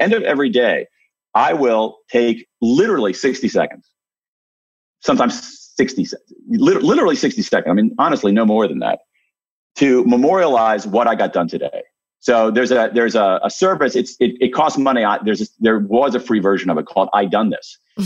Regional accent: Ohio, United States; I'm from Ohio, so I say, holy smokes.

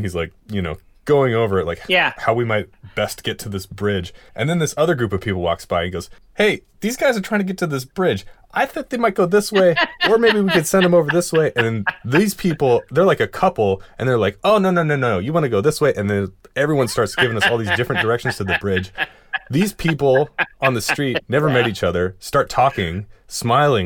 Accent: Seattle, Washington, United States; we're three dudes from Seattle

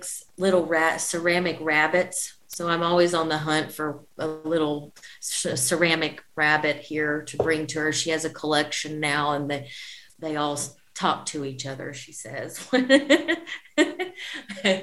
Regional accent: Arkansas, United States; moved away as an adult; now in Paris, France; I miss my home state. The nature of Arkansas is really beautiful

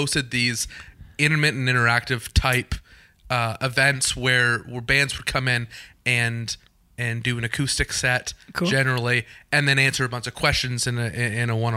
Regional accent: Canada; I'm a very proud Canadian as well

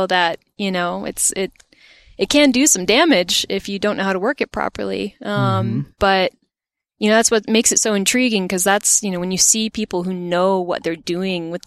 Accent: Botetourt, Virginia, United States; I grew up in Botetourt, Virginia, and there wasn't much of an art scene there.

